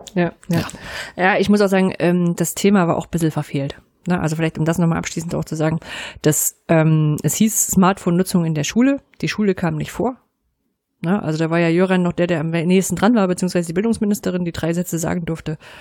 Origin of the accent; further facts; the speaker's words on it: East Germany, Germany; als Ostdeutsche mit westdeutschen Partner